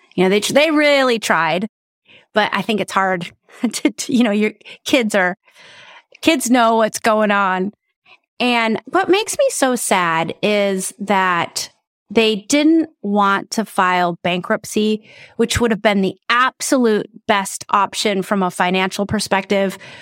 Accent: South Dakota, United States; I'm originally from South Dakota

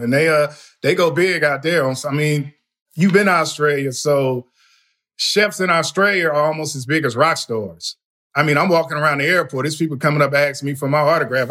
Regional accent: Compton, California, United States; moved away as an adult; now in Texas, United States; I'm born and raised in Compton

